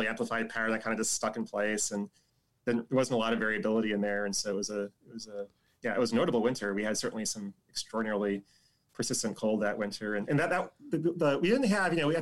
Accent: Chicago, Illinois, United States; now in Tulsa, United States; I'm from Chicago

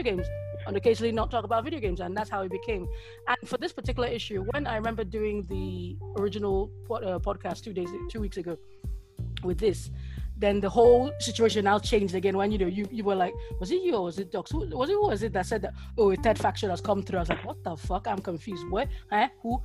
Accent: Nigeria; now in United Kingdom; I was born and bred in Nigeria before I came here.

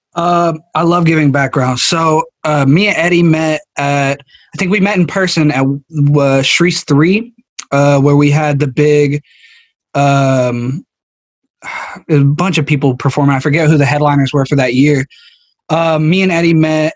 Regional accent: United States; I'm from America

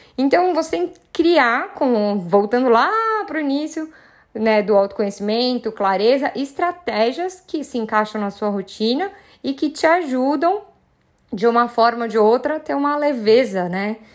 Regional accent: São Paulo, Brazil; Sou paulistana

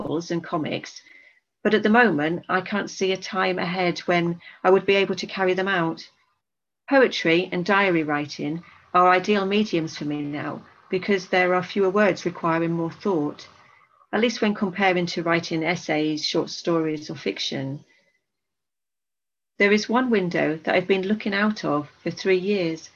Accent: Darlington, North East England, United Kingdom; moved away; also born or lived in Bristol; I'm originally from Darlington

